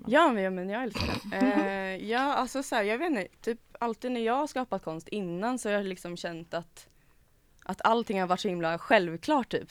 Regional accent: Karlskoga, Värmland, Sweden; now in Gothenburg, Sweden; kommer från Värmland

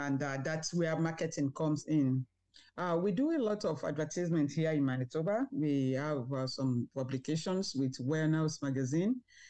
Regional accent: Nigeria; moved away as an adult; now in Winnipeg, Canada; I'm actually from Nigeria. I immigrated to Canada with my husband and two children in 2011.

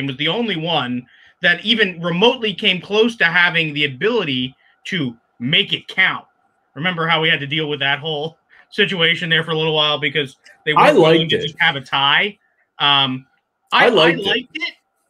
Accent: Northeast, United States; maybe that's because I'm from the Northeast

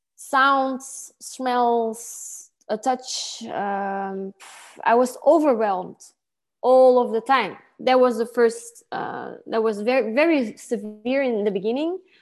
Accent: Antwerp, Flanders, Belgium; I grew up in a town called Kątych in Antwerp.

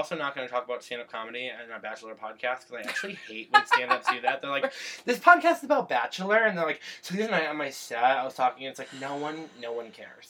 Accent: Berkshire County, Massachusetts, United States; moved away as an adult; now in Portland, United States; I moved here 7 months ago from Massachusetts. That is my home state. I'm from the Berkshires. I am not from Boston. I'm from Berkshire County. It is a big difference. … lives in my hometown

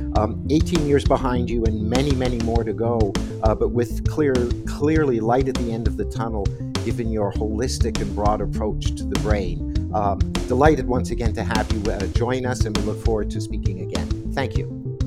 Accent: Canada; as a Canadian

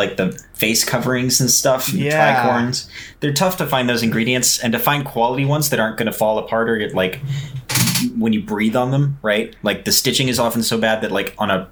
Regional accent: Houston, Texas, United States; moved away; I was raised in Houston. I'm technically not from there

